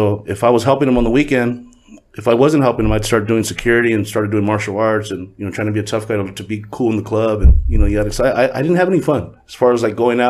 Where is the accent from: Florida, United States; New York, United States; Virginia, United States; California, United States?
California, United States; Huntington Park; also born or lived in Lynwood, California / South Gate, California / Downey, California; We're from Huntington Park. I was born in Linwood. Pops is from the hood. So we bounced from Southgate to Linwood to Southgate to Huntington Park. And then we, when we thought we came up, we moved to Downey.